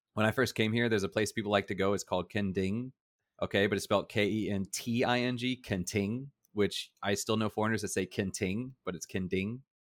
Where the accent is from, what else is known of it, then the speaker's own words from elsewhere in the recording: United States; now in Taiwan; I was from America.